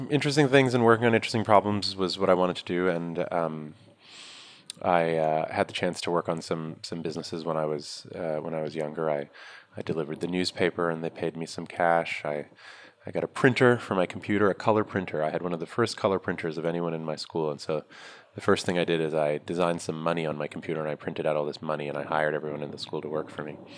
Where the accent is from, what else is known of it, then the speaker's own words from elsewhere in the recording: New York, United States; I'm from originally. New York. Yeah, I was born here, grew up here. My family's from India, and I lived almost my whole life in New York.